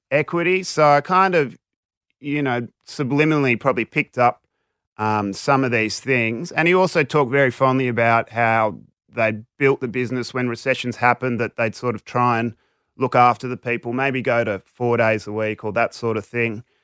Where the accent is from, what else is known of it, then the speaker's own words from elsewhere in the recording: Sydney, New South Wales, Australia; I grew up mainly sort of North Shore, Northern Beaches